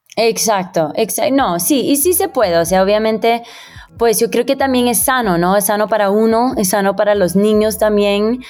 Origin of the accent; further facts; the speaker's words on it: Miami, Florida, United States; moved away as an adult; now in Bogotá, Colombia; yo que crecí en Miami